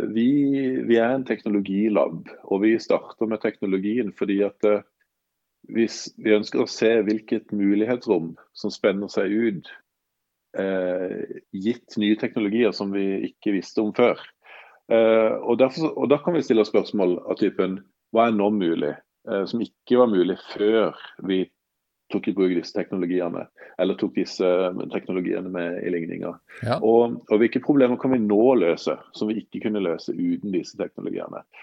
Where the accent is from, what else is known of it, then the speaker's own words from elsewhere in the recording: Sørlandet, Norway; accent: Sørlandet dialect (preserved 1995-style); moved away as an adult; also born or lived in Trondheim; jeg er fra Sørlandet, da, som dialekten eh, avslører